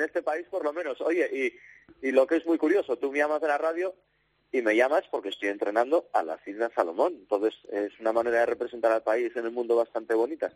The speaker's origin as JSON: {"language": "Spanish", "town": "Gijón", "region": "Asturias", "country": "Spain", "tie": "born or raised there", "moved": "as an adult", "said": "yo, yo soy de Gijón, entonces nacer en Gijón y ser de otro equipo que no sea el Sporting no lo entiendo muy bien"}